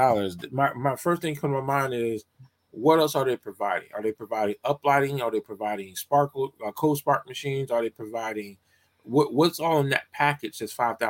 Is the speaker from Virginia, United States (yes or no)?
no; Atlanta, Georgia, United States; I grew up in Atlanta, Georgia